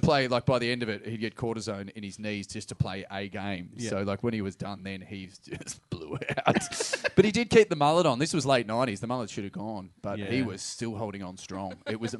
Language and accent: English; Geelong, Victoria, Australia; Oh, mate, I was fucking from Geelong.